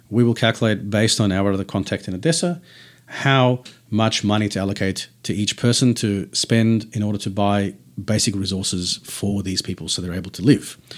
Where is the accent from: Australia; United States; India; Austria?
Australia; Tasmania; it's like saying this guy's from New South and we're from Tassie.